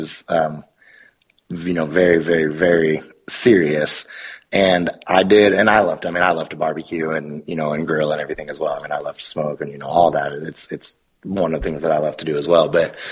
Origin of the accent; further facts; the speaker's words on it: Portland, Oregon, United States; moved away as an adult; now in Alabama, United States; I grew up in Portland. And so living in Portland, it was kind of Portland's a fantastic food city.